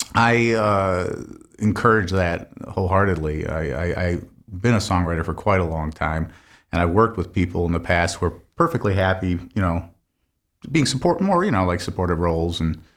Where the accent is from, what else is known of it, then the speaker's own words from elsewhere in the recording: Grand Blanc, Michigan, United States; Grand Blanc.